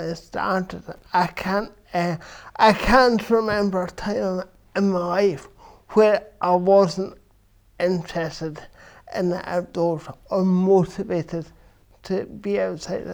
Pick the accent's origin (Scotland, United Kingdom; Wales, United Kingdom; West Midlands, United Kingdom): Scotland, United Kingdom; Haddington; also born or lived in Edinburgh; I grew up about 20 miles from here in Haddington